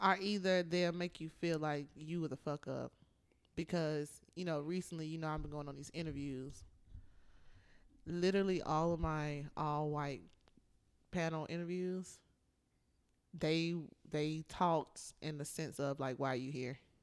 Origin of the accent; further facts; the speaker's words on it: Atlanta, Georgia, United States; also born or lived in North Carolina; I moved to Atlanta when I was nine